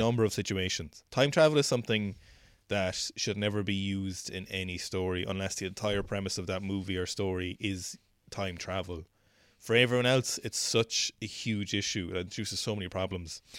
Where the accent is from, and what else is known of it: Ireland